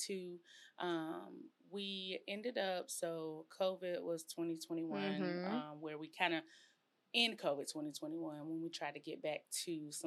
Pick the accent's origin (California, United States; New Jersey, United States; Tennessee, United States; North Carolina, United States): North Carolina, United States; moved away as an adult; also born or lived in College Station, Texas; now in Waco, United States; we are not native. We are from North Carolina. And we moved to Texas in 2015.